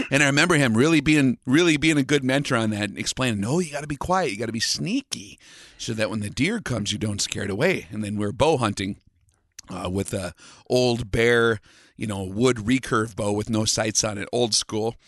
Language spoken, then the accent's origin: English; western United States, United States; the western part of uh, the United States where I grew up